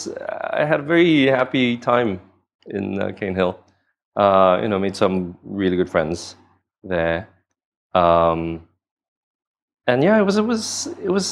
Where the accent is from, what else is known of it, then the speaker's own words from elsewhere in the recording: Singapore; I moved to Singapore. And then I spent the rest of my time growing up in Singapore.